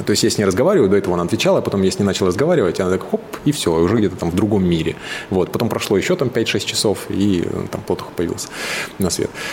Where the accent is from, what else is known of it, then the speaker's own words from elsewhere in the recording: Suzun, Novosibirsk Oblast, Russia; moved away; Я из Сузуна как бы все детство провел на реке, в лесах